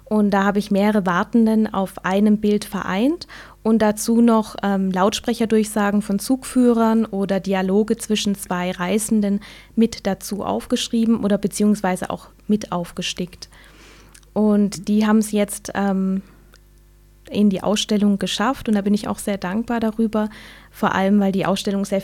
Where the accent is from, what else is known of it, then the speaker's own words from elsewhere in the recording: Pforzheim, Baden-Württemberg, Germany; also born or lived in Linz, Austria; Ich bin ähm, seit meiner Geburt in Pforzheim und habe hier auch studiert an der Hochschule für Gestaltung, Grafikdesign und bin dann anschließend für meinen Master nach Linz in Österreich